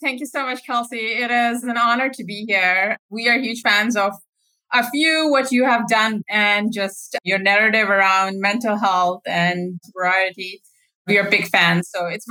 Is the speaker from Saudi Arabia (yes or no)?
yes; Saudi Arabia; moved away; also born or lived in Pakistan; So I actually grew up in Saudi Arabia. I spent my early life there, after which I moved to Pakista